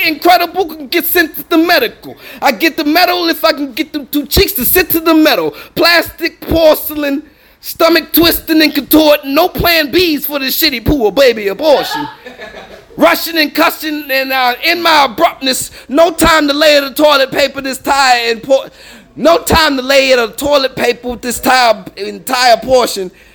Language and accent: English; New Orleans, Louisiana, United States; also born or lived in Los Angeles; I'm not from LA. I'm from New Orleans, but I came from LA.